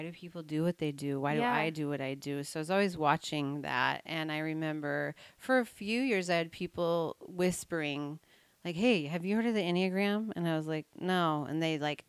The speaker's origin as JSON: {"language": "English", "town": "Snohomish", "region": "Washington", "country": "United States", "tie": "born or raised there", "also_born_or_lived": "north of Seattle", "said": "I grew up in Snohomish, and I now live in north"}